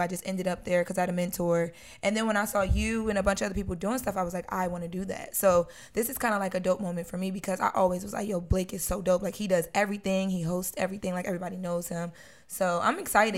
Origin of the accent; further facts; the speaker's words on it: Wilmington, Delaware, United States; moved away as an adult; now in Los Angeles, United States; I grew up on Fifth and Washington